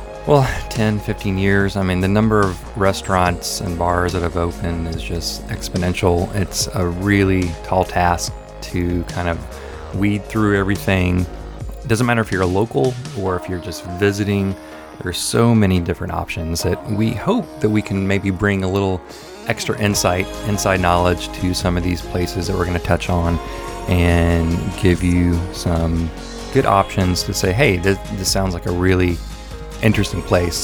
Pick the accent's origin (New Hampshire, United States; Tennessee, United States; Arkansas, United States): Tennessee, United States; Memphis; moved away as an adult; also born or lived in East Nashville; now in Nashville, United States; I'm originally from Memphis, but I've been in Middle Tennessee for over 20 years